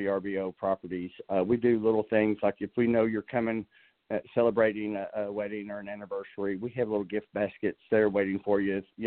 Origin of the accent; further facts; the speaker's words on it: Dallas, Texas, United States; moved away as an adult; also born or lived in San Antonio, Texas; now in Arkansas, United States; I'm a native Texan. I'm actually a native Dallasite